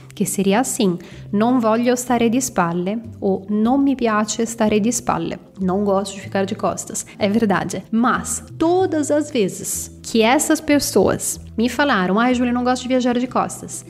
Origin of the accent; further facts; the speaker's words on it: Bergamo, Lombardy, Italy; Portuguese is a second language; eu sou de Bergamo, fica no norte da Itália, pertinho de Milão